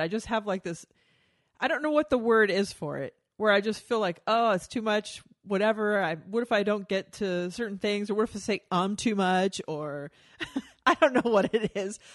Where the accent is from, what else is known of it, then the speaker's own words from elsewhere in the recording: Texas, United States; moved away; growing up in Texas